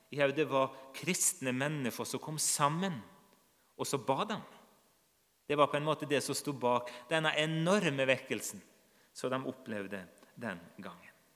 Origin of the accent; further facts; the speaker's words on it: Nordmøre, Møre og Romsdal, Norway; Jeg vokste opp på Nordmøre